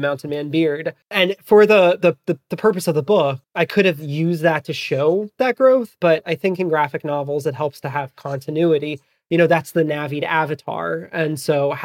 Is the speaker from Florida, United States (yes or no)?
yes; Miami, Florida, United States; first language Farsi; English is a second language; moved away as an adult; also born or lived in San Francisco Bay Area / Idaho; now in Salt Lake City, United States; I was born in the 305, Miami, Florida. Lived there for 23 years and then lived in the San Francisco Bay Area for my 20s.